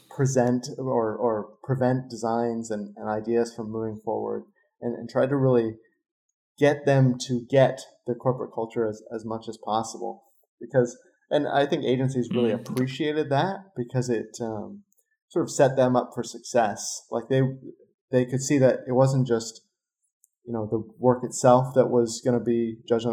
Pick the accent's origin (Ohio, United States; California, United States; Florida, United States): California, United States; San Diego; now in Los Angeles, United States; I'm from San Diego and live